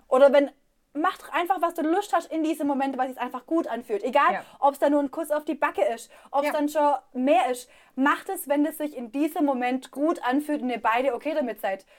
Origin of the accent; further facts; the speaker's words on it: Swabia, Germany; accent: Swabian; moved away; also born or lived in Berlin; ich rede Schwäbisch